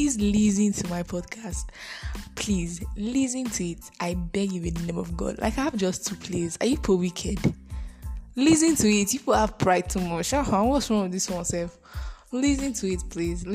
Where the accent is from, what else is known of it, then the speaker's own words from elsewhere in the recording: Edo, Nigeria; I am a Bini girl. I'm from Edo State